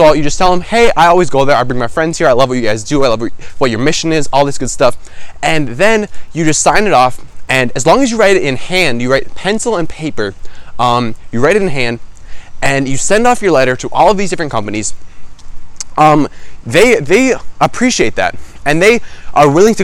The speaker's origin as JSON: {"language": "English", "region": "Minnesota", "country": "United States", "said": "I'm from Minnesota"}